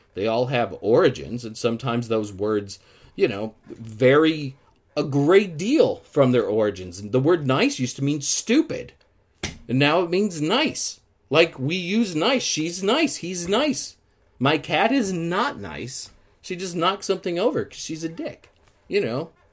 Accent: Midwest, United States; moved away; growing up in the Midwest and seeing crops harvested every year

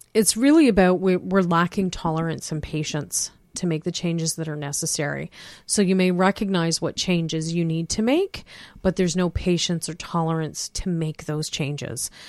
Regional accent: King, Ontario, Canada; born or raised there

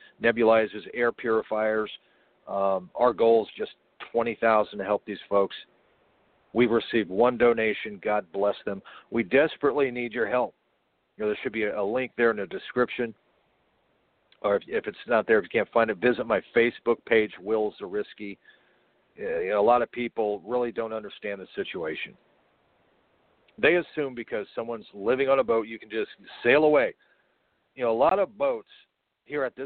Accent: Port St. Lucie, Florida, United States; my hometown of St. Lucie, back in the 80s, when I was a boy, growing up surfing and fishing here in Florida, on the Indian River

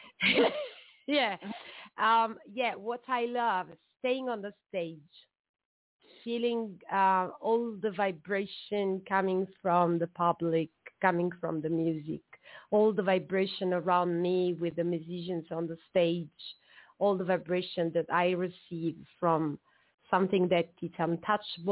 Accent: Southern Italy, Italy; I'm Italian from the South

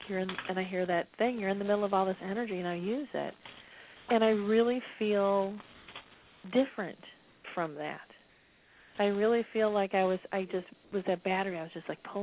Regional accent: Detroit, Michigan, United States; I'm from Detroit

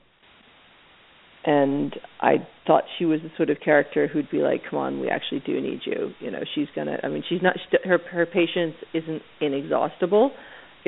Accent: Philadelphia, Pennsylvania, United States; I grew up in Philadelphia watching a lot of like Channel 29

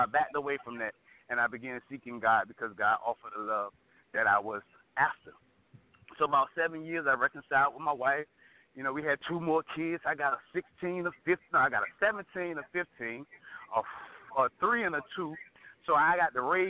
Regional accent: Portsmouth, Virginia, United States; I was born in Portsmouth

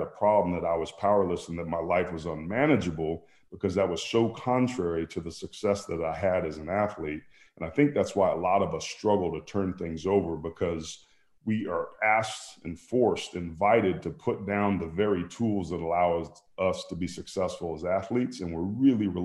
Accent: Bay Area, California, United States; I grew up in the Bay Area.

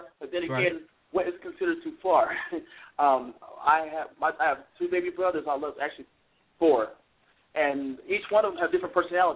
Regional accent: Seattle, Washington, United States; moved away; I'm originally from Seattle

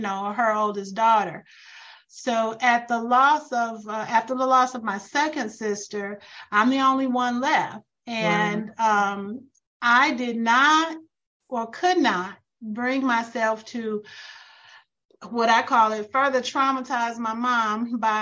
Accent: St. Louis, Missouri, United States; moved away as an adult; now in Atlanta, United States; We're originally from St. Louis, Missouri

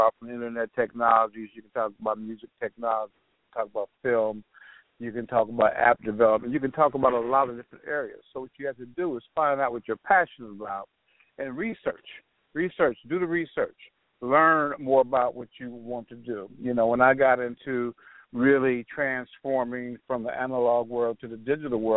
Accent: Los Angeles, California, United States; also born or lived in Compton / Ohio; now in Alabama, United States; I grew up in South Central Los Angeles

